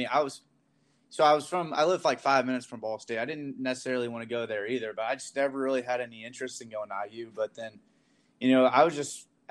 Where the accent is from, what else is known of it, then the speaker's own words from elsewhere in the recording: Yorktown, Indiana, United States; I'm from Yorktown, Indiana.